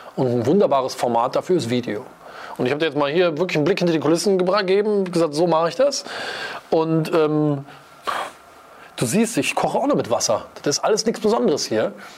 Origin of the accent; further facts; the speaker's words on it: Wuppertal, North Rhine-Westphalia, Germany; ich komme aus Wuppertal-Vorwinkel